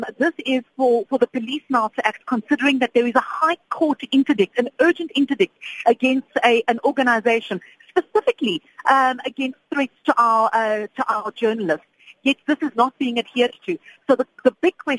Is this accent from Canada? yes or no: no; South Africa